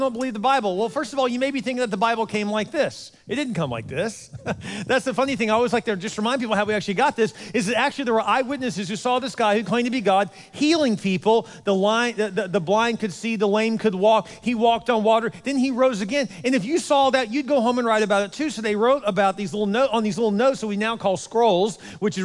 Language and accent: English; Houston, Texas, United States; also born or lived in Dallas, Texas; I was from Houston